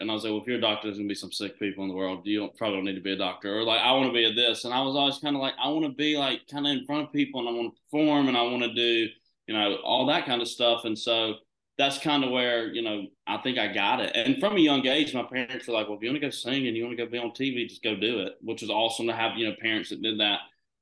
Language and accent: English; Georgia, United States; moved away as an adult; now in Nashville, United States; I'm from Georgia